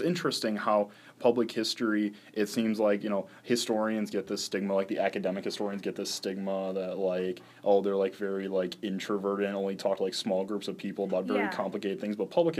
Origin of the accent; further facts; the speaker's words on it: Portage, Wisconsin, United States; I know growing up in Portage, Wisconsin, we have plenty of those set of houses.